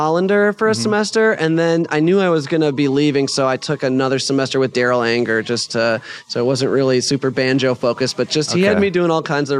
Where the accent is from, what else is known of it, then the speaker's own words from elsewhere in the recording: Madison, Wisconsin, United States; now in Nashville, United States; I'm from Madison, Wisconsin originally. I live in Nashville, Tennessee right now.